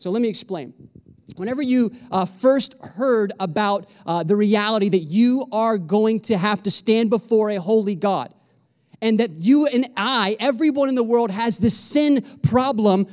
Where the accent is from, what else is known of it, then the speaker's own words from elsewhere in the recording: Florida, United States; I'm from Florida